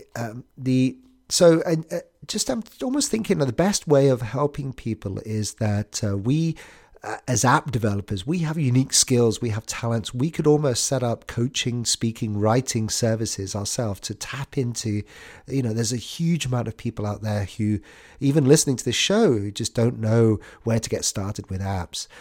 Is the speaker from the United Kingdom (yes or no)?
yes; United Kingdom; I'm British